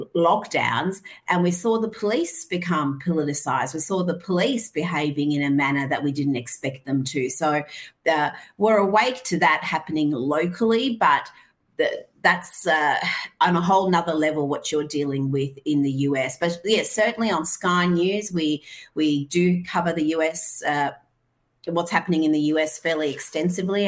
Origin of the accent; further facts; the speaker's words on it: Iran; moved away; I grew up in Iran